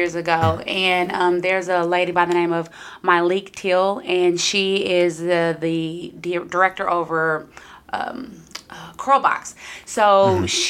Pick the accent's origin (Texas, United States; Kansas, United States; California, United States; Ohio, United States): Texas, United States; Round Rock; I am from Round Rock